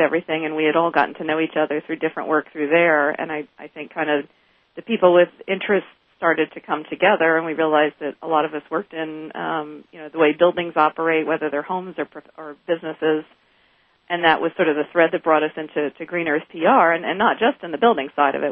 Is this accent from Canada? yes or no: no; Northeast, United States; now in Atlanta, United States; I'm originally from the Northeast